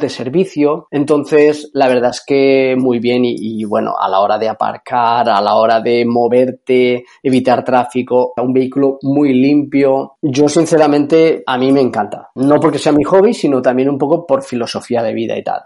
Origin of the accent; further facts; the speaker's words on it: Carcaixent, Valencian Community, Spain; Soy de un pueblo de Valencia que se llama Garcaixent